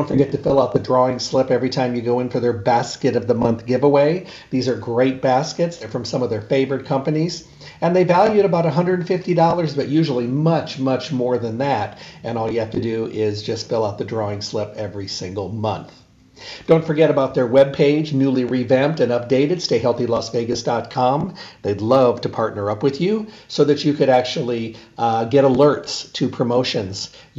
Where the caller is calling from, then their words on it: Arizona, United States; I'm calling from Arizona today and then up to Los Angeles tomorrow.